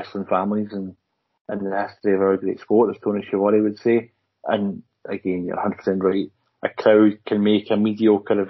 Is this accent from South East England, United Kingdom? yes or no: no; Scotland, United Kingdom; Kilmarnock, we're from Scotland